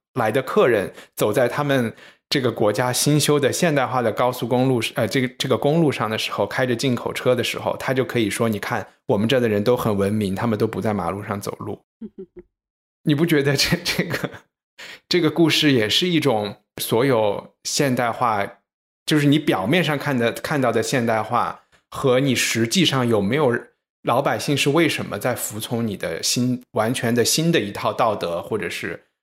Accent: China; 作为中国人

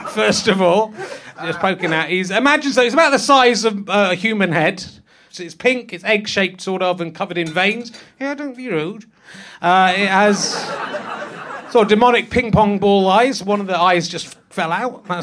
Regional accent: Yorkshire and the Humber, United Kingdom; born there; I was born in Yorkshire and I retain my accent, unlike you.

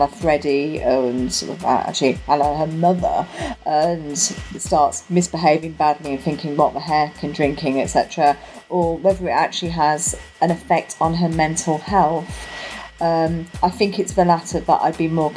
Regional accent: Coventry, West Midlands, United Kingdom; now in South of England, United Kingdom; I was born and bred in Coventry, but I've been living down south longer than I lived in Coventry now

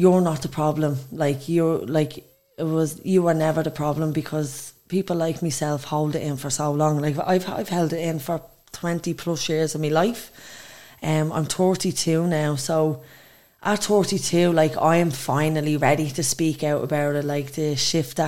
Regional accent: Dublin, Leinster, Ireland; I come from Dublin. Dublin 1

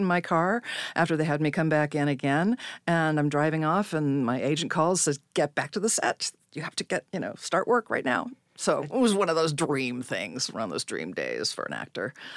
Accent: Salinas, California, United States; I was born in Salinas, California

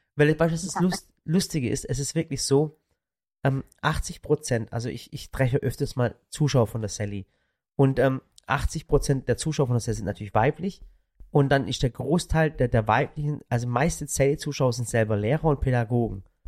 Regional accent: Swabian Jura, Baden-Württemberg, Germany; von der Schwäbischen Alb, da wo ich auch herkomme

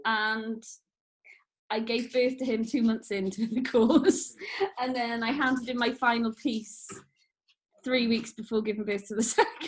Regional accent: Wales, United Kingdom; born or raised there

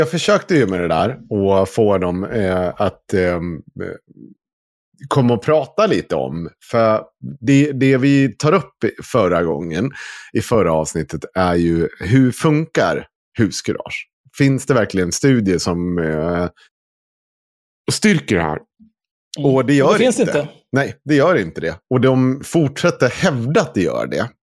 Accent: Dalarna County, Sweden; accent: dalmål; För att jag vet att jag kommer inte få bort min, mitt dalmål.

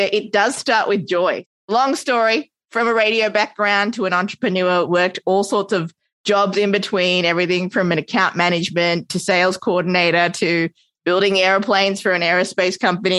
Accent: Australia; also born or lived in Sri Lanka; now in New York, United States; Australian raised, hence my adorable accent

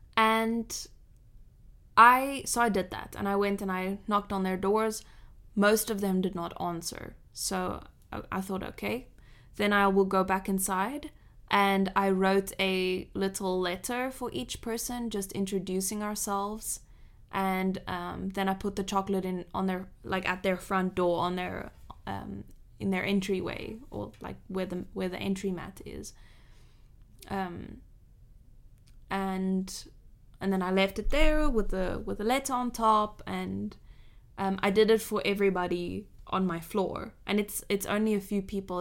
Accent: Cape Town, Western Cape, South Africa; now in Switzerland; I grew up in a small suburb of Cape Town, Cape Town.

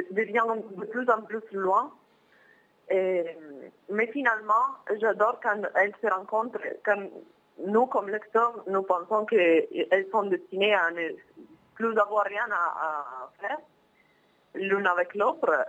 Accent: Milan, Lombardy, Italy; French is a second language; moi comme italien, je ne viens pas de Napoli, même si j'aime trop Napoli. je viens de Milan, du nord d'Italie, qui est très très différente.

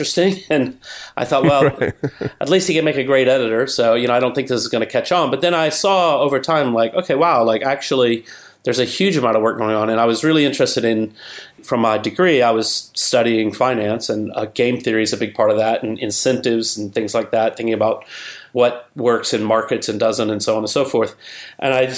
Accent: Alabama, United States; moved away; also born or lived in Chicago; I'm from Alabama originally

